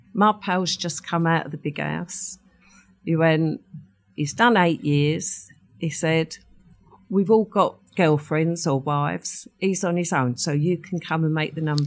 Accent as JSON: {"language": "English", "region": "London", "country": "United Kingdom", "tie": "born or raised there", "also_born_or_lived": "Ilford", "accent": "Cockney", "said": "we moved to the East End when I was four"}